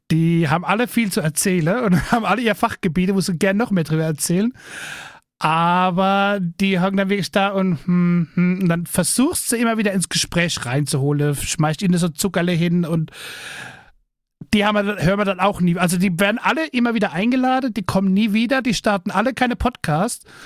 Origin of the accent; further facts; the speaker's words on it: Rhineland-Palatinate, Germany; Ja, ich komme aus dem fernen Rheinland-Pfalz.